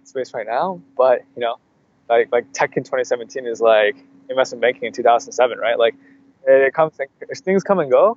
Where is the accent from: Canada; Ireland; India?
Canada; Canadian entrepreneurs, a lot of times we kind of aren't as aggressive as American counterparts